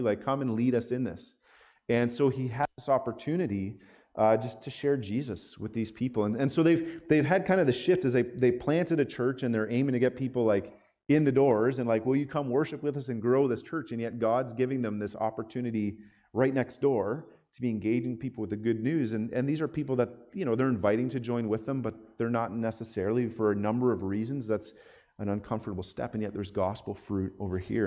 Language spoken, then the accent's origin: English; Zurich, Ontario, Canada; I'm from Zurich